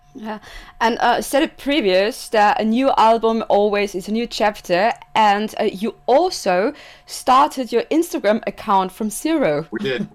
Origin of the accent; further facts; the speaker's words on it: Austria; I'm from Austria